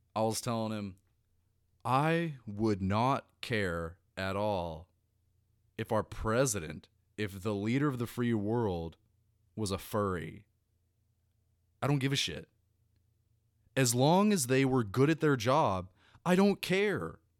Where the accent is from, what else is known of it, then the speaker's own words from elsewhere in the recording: United States; I'm an American. I'm an American first, and I'm an American last